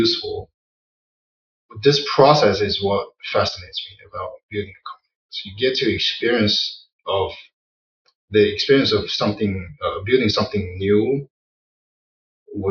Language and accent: English; Wenzhou, Zhejiang, China; moved away as an adult; now in United States; It's called Wenzhou. Zhejiang.